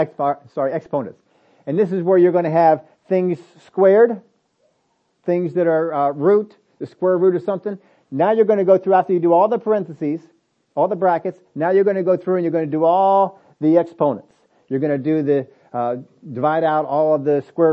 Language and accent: English; United States; We're from America